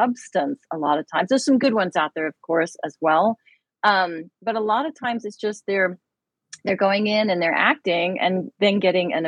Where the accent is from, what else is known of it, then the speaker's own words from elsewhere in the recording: United Kingdom; moved away; I am British